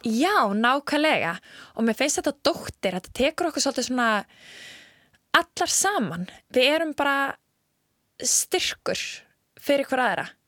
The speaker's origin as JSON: {"language": "Icelandic", "country": "Iceland", "said": "við erum frá Íslandi"}